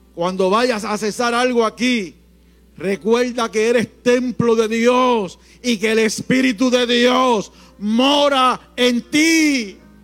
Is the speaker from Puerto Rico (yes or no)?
yes; Puerto Rico; en Puerto Rico somos ricos, más que bendecidos.